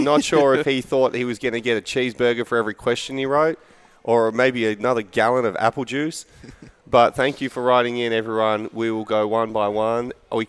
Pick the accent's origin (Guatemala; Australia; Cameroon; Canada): Australia; Perth, Western Australia; now in Kentucky, United States